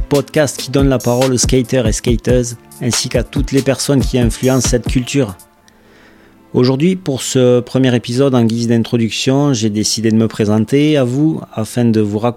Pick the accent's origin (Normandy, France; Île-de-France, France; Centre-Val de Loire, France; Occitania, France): Occitania, France; Toulouse; now in Quebec, Canada; Je suis originaire de Toulouse, dans le sud de la France, et je vis au Québec depuis plus de deux ans maintenant.